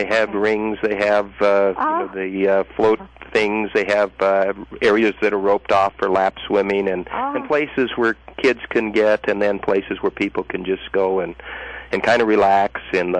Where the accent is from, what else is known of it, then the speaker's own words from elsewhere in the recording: Lead, South Dakota, United States; I grew up in the Black Hills of South Dakota, in the northern Black Hills, actually